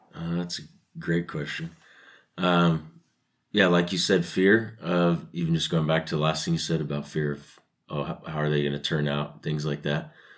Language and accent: English; Sacramento, California, United States; moved away as an adult; also born or lived in Utah; I was born and raised in Sacramento, California